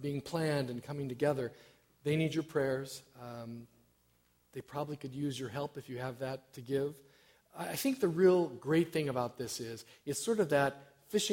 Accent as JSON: {"language": "English", "town": "Chico", "region": "California", "country": "United States", "tie": "born or raised there", "also_born_or_lived": "Walla Walla, Washington / Collonges, France", "moved": "as an adult", "lives_now": "Wisconsin, United States", "said": "I come from California. That's my home state. Northern California, little town of Chico is where my dad still resides"}